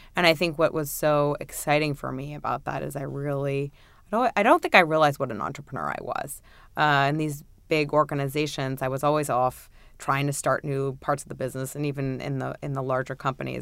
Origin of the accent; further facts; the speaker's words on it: New York, United States; I'm a native New Yorker. Uh, I've made it all of twenty blocks in my entire life